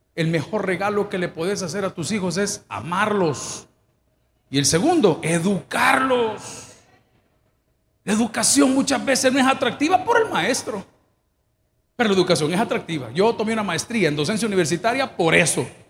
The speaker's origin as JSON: {"language": "Spanish", "country": "El Salvador", "said": "yo, como hombre salvadoreño, indio"}